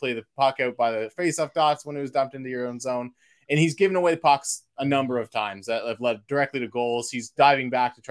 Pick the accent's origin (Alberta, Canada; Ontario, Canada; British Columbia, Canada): Ontario, Canada; Windsor; born or raised there